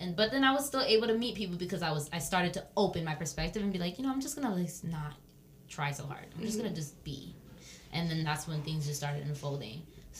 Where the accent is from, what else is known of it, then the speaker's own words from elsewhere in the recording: New York, United States; also born or lived in Seattle; now in Miami, United States; I've never lived in a city. And I'm a city girl. I grew up in New York, I lived in Seattle